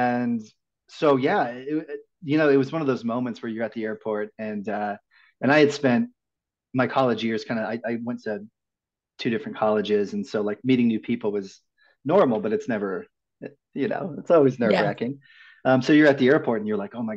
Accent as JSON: {"language": "English", "region": "Midwest", "country": "United States", "tie": "born or raised there", "moved": "yes", "said": "I grew up in the Midwest"}